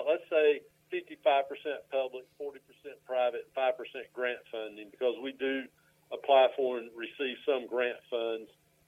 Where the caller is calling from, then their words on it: Morganton, North Carolina, United States; I am in my office in Morganton, North Carolina.